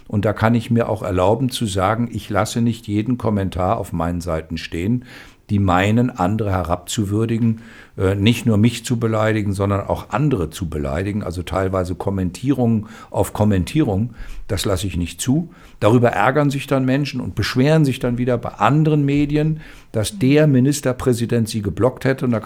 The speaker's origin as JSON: {"language": "German", "region": "Thuringia", "country": "Germany", "said": "Also wir als Thüringer waren immer nicht ganz so glücklich, dass wir nicht so viel Produktion haben, wie wir uns wünschen würden."}